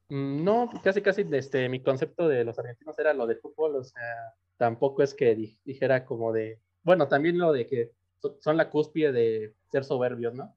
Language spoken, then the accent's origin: Spanish; Mexico City, Mexico; accent: chilango; soy de la Ciudad de México